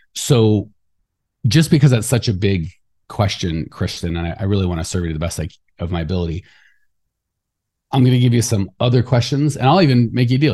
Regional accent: Arizona, United States; I'm from Arizona

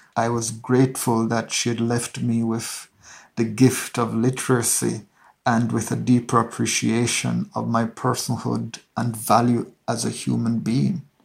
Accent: Hanover, Jamaica; grew up in Hanover, which is a rural parish in western Jamaica

